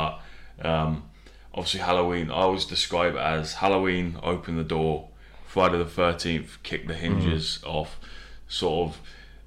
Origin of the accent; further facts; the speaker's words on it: United Kingdom; us being British